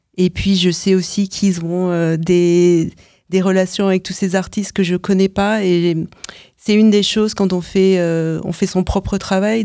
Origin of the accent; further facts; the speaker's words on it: France; moved away as an adult; now in United States; je vis aux États-Unis depuis presque 9 ans. Je suis française